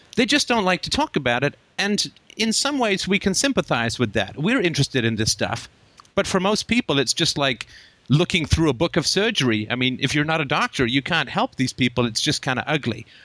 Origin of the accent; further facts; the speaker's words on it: England, United Kingdom; also born or lived in Ireland / Africa; now in Canada; I was actually born in Ireland, and uh, I grew up in England. I lived in Africa for a while, came to Canada